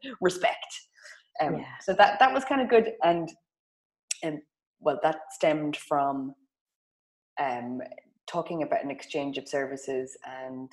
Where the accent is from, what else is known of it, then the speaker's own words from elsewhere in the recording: Ireland; as Irish girlies